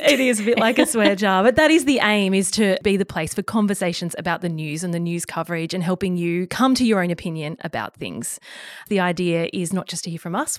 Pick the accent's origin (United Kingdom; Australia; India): Australia; Bermagui, New South Wales; now in Sydney, Australia; I'm from Bermagui on the far south coast of New South Wales, very much a small